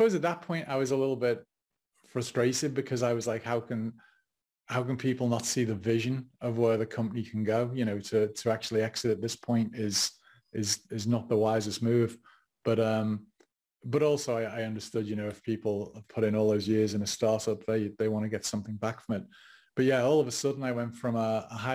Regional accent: England, United Kingdom; moved away as an adult; now in United States; being English and not being an American, not being American at the time

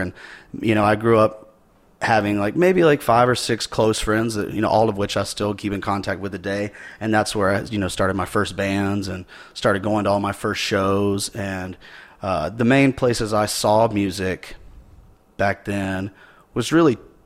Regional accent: Simpsonville, South Carolina, United States; I grew up in Simpsonville, South Carolina, which is like a kind of a suburb of Greenville, South Carolina.

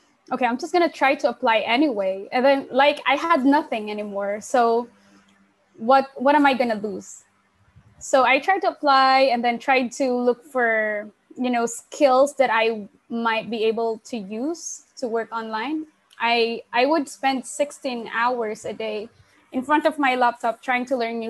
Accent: Sasmuan, Central Luzon, Philippines; I actually grew up in a very small town called Sasmuan, which is in the Philippines

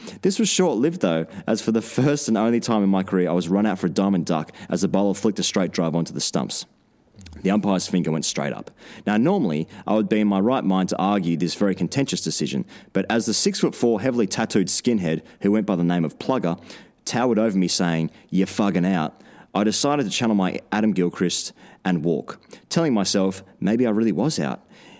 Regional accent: Goulburn, New South Wales, Australia; Growing up in Goulburn in southern New South Wales in the early to mid-2000s, I spent my summers playing junior cricket on Saturday mornings

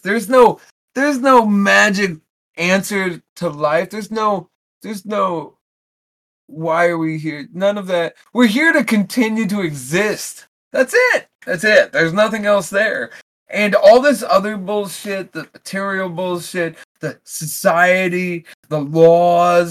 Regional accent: United States; we as American people

